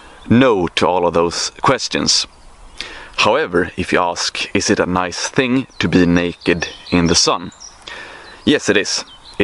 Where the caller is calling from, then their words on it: Sweden; English is a second language; I'm checking in from Paradise, aka Sweden, in May. Feels absolutely great, mate.